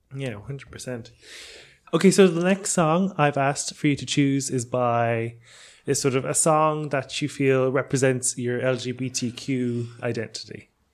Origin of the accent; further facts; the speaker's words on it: Ireland; I grew up in Ireland